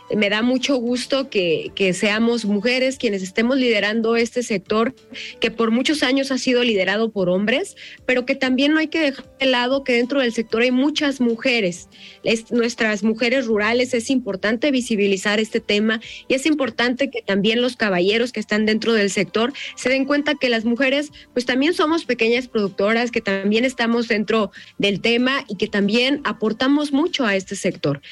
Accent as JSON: {"language": "Spanish", "region": "Jalisco", "country": "Mexico", "said": "yo soy jalisciense orgullosamente y me siento muy orgullosa de representar a mi estado"}